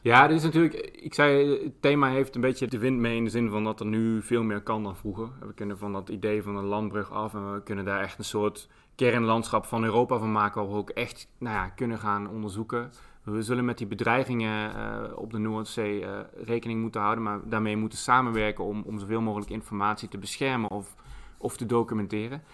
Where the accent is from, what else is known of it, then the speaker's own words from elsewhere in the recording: Limburg, Netherlands; moved away; ik kom zelf uit Limburg